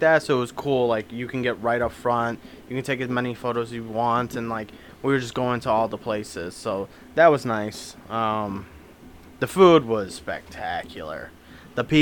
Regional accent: United States; I'm American

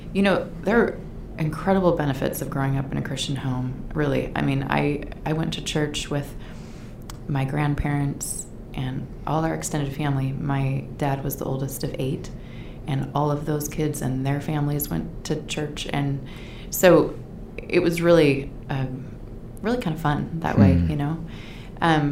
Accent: Sandy, United States; I grew up in Sandy. And graduated from Sandy High School

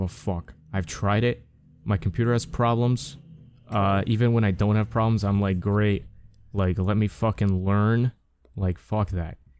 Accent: United States; I'm American

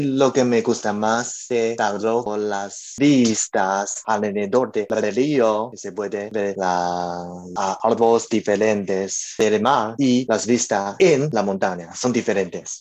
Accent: Taiwan; Spanish is a second language; yo un taiwanese y estoy en Taipei, el capital de Taiwán

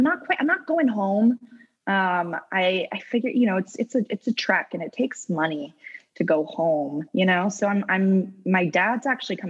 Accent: Vermont, United States

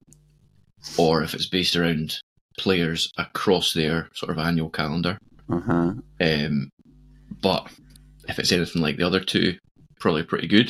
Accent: Scotland, United Kingdom; I'm unapologetically Scottish.

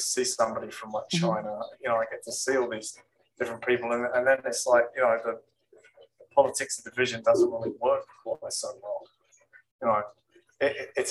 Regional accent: East Anglia, East of England, United Kingdom; now in Florida, United States; in England, I come from East Anglia

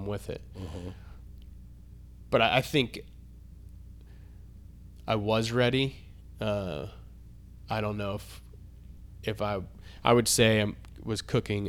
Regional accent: Florida, United States; also born or lived in Atlanta; now in Nashville, United States; I grew up in Florida

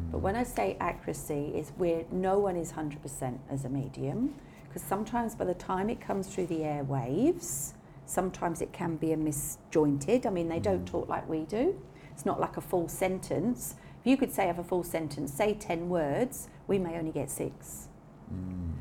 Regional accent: England, United Kingdom; being English

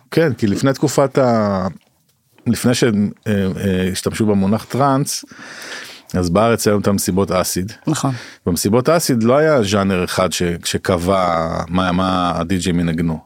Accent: Jerusalem, Jerusalem District, Israel; now in Tel Aviv, Israel; אני במקור ירושלמי, אני גר בתל אביב, עכשיו עובר לפרדס חנה

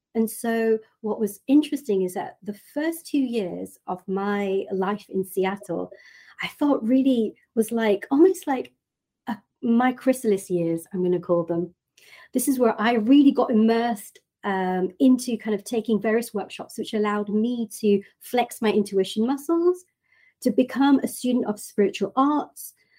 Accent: United Kingdom; moved away; in my hometown in the UK

